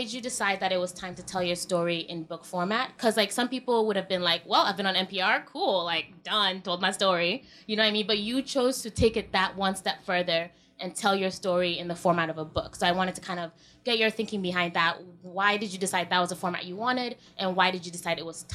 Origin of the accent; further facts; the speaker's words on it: Southern Maryland, United States; also born or lived in Nigeria; I was born in Nigeria, but I actually grew up in Southern Maryland